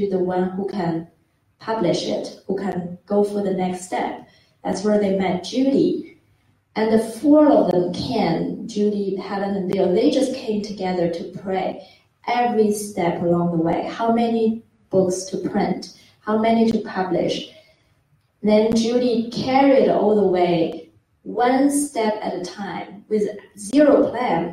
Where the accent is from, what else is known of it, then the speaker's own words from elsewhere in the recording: China; moved away as an adult; also born or lived in Australia; I'm from China